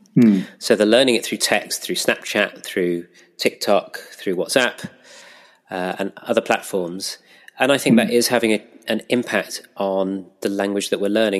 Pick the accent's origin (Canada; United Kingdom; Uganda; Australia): United Kingdom; Pinner, London; moved away as an adult; also born or lived in Reading / West Bridgford, Nottingham; now in Nottingham, United Kingdom; I'm a North Londoner actually. I grew up in Pinner